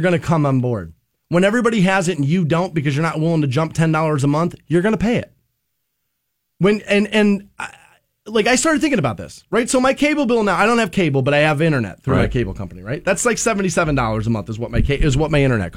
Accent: United States; I'm an American.

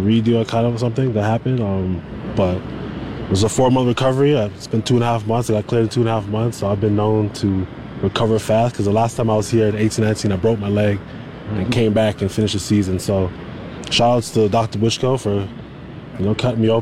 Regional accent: Toronto, Ontario, Canada; I won a Grey Cup in my hometown

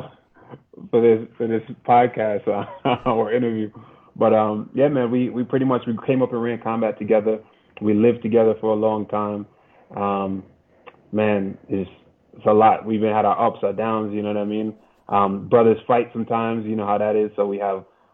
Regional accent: New York, United States; I'm from New York. I'm from New York, bro. I'm from big city

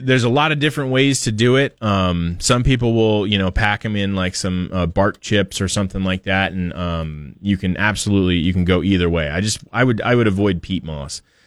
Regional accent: Portland, United States; my parents had growing up in Portland

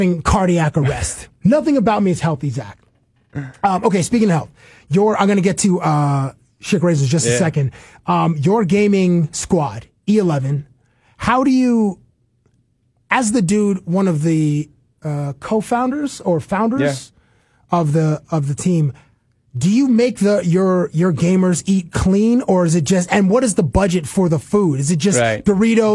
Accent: Toronto, Ontario, Canada; I'm a kid from Toronto

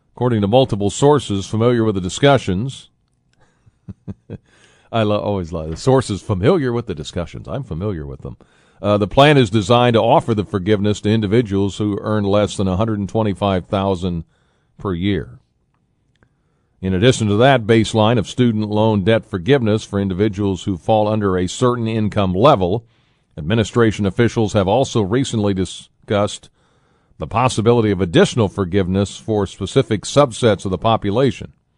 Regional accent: Tolono, Illinois, United States; my hometown of Tolono

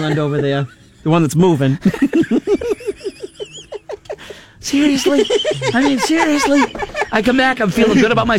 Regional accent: Barrington, New Hampshire, United States; Growing up in Barrington

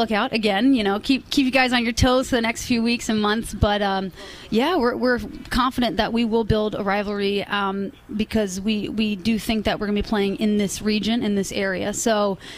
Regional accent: Virginia, United States; also born or lived in Boston / New York City / Germany; I was born and raised in Virginia, about 2.5 hours south of here.

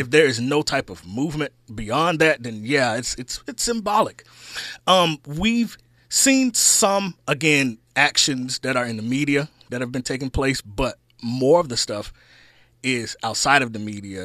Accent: Arkansas, United States; moved away; my home state of Arkansas

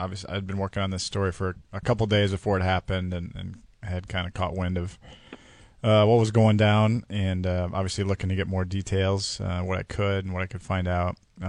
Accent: Iowa City, Iowa, United States; I grew up in Iowa City.

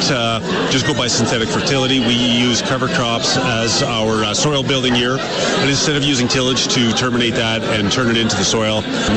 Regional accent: Wood Mountain area, Saskatchewan, Canada; I grew up in the Wood Mountain area

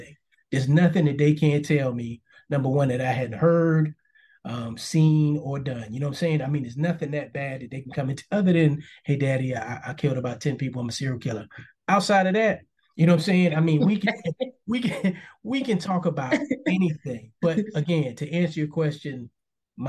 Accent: New York City, New York, United States; I grew up in Harlem, first 10 years of my life

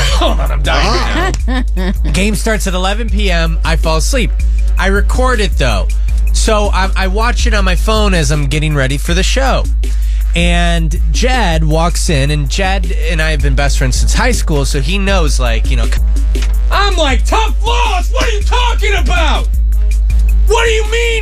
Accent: Tucson, Arizona, United States; now in Tampa Bay, United States; I was born in Tucson, Arizona, so all my family lives there

